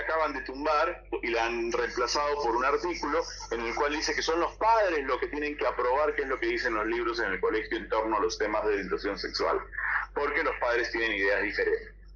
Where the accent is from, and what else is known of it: Peru